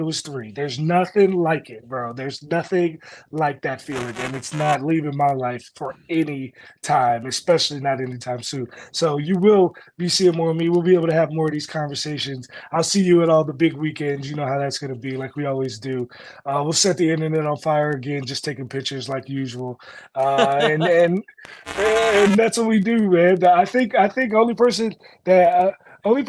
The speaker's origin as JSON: {"language": "English", "region": "Maryland", "country": "United States", "tie": "born or raised there", "said": "I'm from Maryland, but I grew up like 30 minutes from the college"}